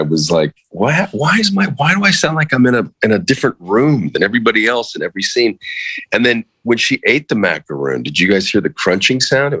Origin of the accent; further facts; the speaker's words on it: Western Florida, United States; I'm from Western Florida.